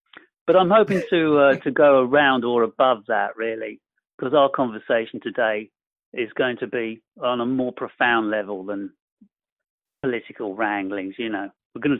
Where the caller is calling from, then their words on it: Bournemouth, South West England, United Kingdom; I'm calling from a town called Bournemouth. It's on the south coast of England in Europe. We're just about still in Europe.